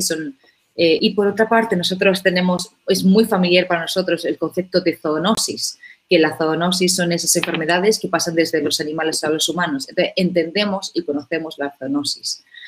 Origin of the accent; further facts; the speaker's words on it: Úbeda, Andalusia, Spain; moved away as an adult; now in South Africa; colegio en, en Úbeda, que es de hecho la, mi ciudad natal